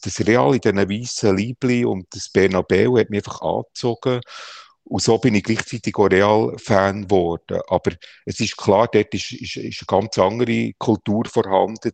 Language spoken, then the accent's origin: German; Bern, Switzerland; als Berner Gil bist